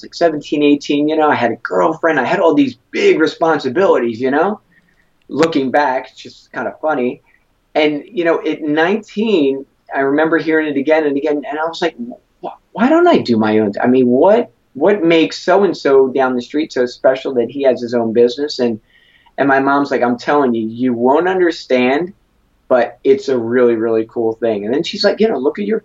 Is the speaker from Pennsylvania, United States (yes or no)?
yes; Philadelphia, Pennsylvania, United States; born and raised in Philadelphia over 39 years